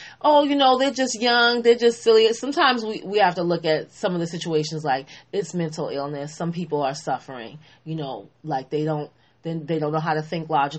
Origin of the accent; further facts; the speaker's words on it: Boston, Massachusetts, United States; I am from Boston